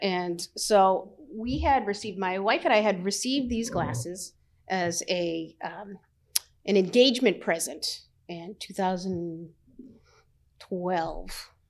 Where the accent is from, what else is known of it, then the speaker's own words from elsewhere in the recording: Medford, Massachusetts, United States; moved away as an adult; also born or lived in New Jersey; now in Mashpee, United States; I grew up in Medford and I, and I went to Medford High